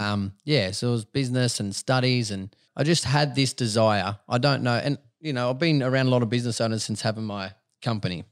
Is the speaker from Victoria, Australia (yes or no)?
no; Dubbo, New South Wales, Australia; moved away; I'm a country boy. I was born in Dubbo.